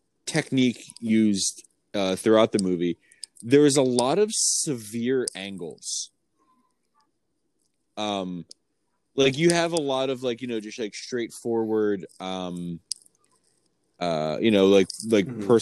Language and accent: English; Philadelphia, Pennsylvania, United States; we grew up in Philadelphia